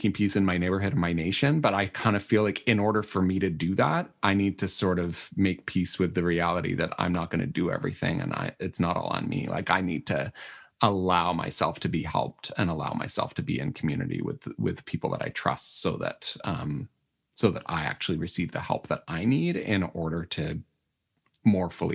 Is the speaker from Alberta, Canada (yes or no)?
no; Manitoba, Canada; I'm from Manitoba